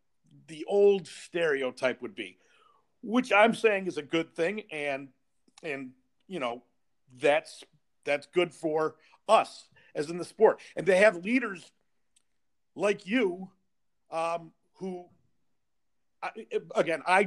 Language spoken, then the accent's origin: English; Chicago, Illinois, United States; I'm from Chicago